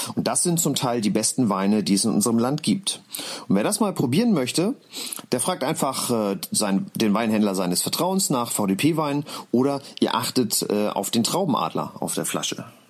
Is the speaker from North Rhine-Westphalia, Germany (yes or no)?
no; Mecklenburg-Vorpommern, Germany; weil ich gebürtiger Mecklenburger bin